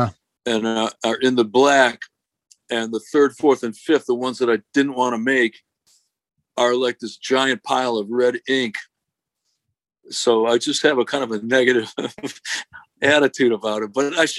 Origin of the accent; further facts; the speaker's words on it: Detroit, Michigan, United States; I grew up in the Detroit area